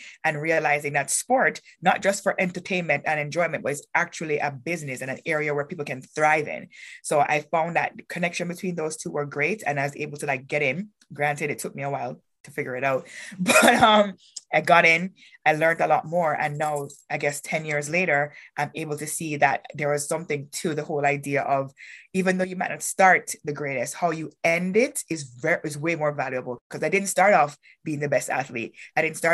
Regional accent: Kingston, Jamaica; moved away as an adult; also born or lived in North Dakota; now in Canada; born and raised in Kingston, Jamaica

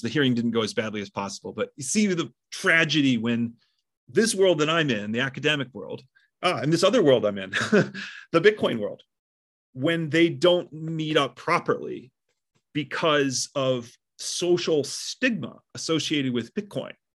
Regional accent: Midwest, United States; I grew up in the Midwest

